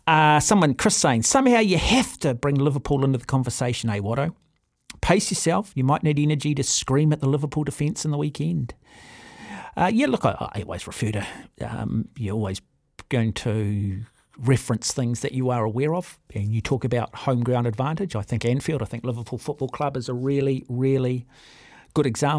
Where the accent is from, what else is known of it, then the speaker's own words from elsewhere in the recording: New Zealand; as a New Zealander